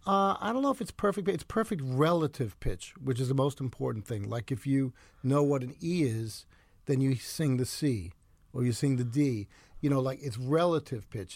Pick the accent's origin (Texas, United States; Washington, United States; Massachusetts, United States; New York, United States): New York, United States; New York City; also born or lived in Ridgefield; I grew up in the Bronx, right near the subway L